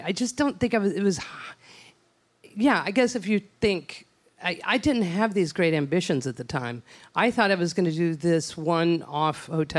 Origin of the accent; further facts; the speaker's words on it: Odessa, Texas, United States; I'm from West Texas. And in my hometown of beautiful Odessa, my family is still in the ranching business